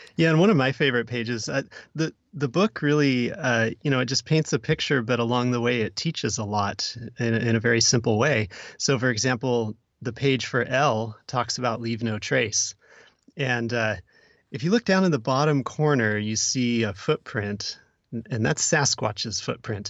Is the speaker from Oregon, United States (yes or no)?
yes; Oregon, United States; I'm also from Oregon